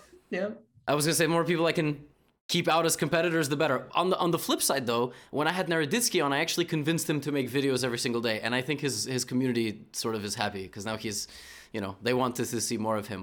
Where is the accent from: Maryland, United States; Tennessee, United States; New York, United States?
New York, United States; I'm a New Yorker.